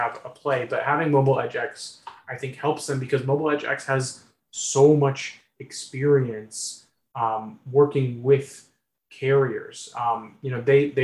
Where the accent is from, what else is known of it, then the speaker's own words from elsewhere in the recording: Midwest, United States; I grew up in the Midwest